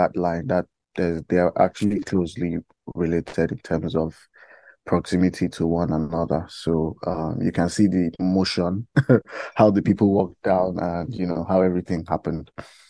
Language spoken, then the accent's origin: English; Iyamoye, Kogi, Nigeria; I'm from Kogi State in Nigeria, and from the Yoruba speaking part of Kogi State, because we have like I think like 3 to 4 different tribes in Kogi State, major tribes actually.